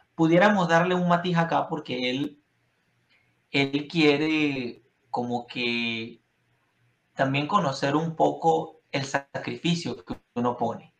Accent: Venezuela; now in United States; yo vengo de Venezuela

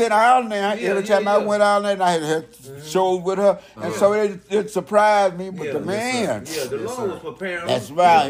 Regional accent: Verdun, Grand Est, France; also born or lived in Frankfurt, Germany; I was from Verdun, France, from Frankfurt, Germany.

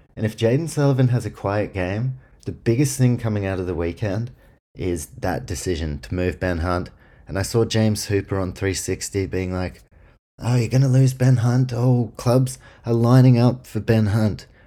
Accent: New Zealand; I'm from New Zealand

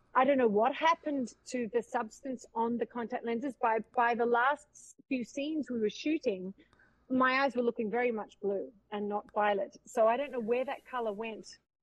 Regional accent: Australia; accent: Australian; moved away; also born or lived in Los Angeles / Vancouver; allowing me twice to be Australian

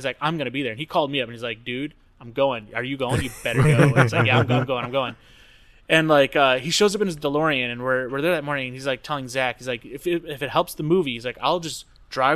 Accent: Michigan, United States; when I was growing up in Michigan

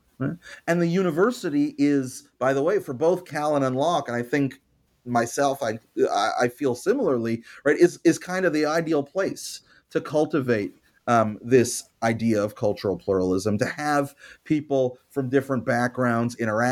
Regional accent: Canada; And of course, it's not just the American context. I'm Canadian. It's the Canadian context.

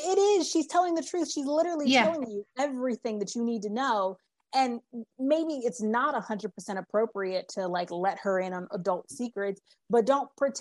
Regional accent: Texas, United States; I grew up in Texas, and most of my mom's family still lived in New Orleans at the time and in the Louisiana area. So I have a lot of Southern, really, really the deep Southern roots.

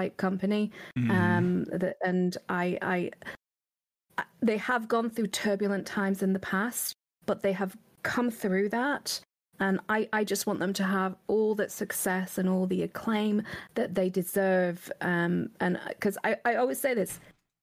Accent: United Kingdom; I'm British

